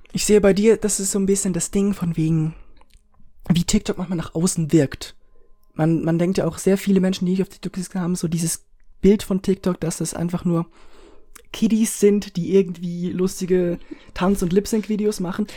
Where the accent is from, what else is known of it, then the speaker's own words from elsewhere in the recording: Switzerland; Wir sind Schweizer